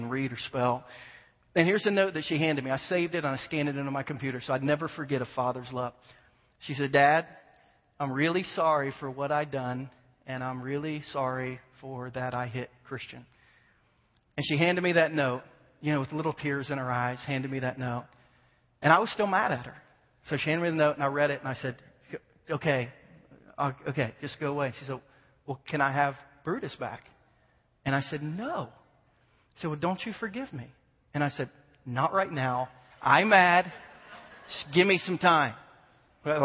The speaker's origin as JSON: {"language": "English", "region": "Ohio", "country": "United States", "tie": "born or raised there", "moved": "yes", "said": "I'm from Ohio, born and raised in Ohio, huge Buckeye fan"}